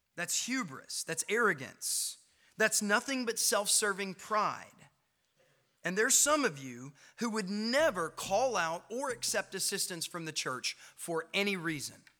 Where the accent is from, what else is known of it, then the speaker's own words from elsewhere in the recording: Knoxville, Tennessee, United States; moved away as an adult; now in Clinton, United States; I grew up in Knoxville. I lived there all my young life.